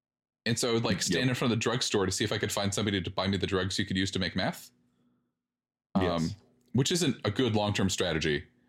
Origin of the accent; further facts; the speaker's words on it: Canada; I'm Canadian, nope.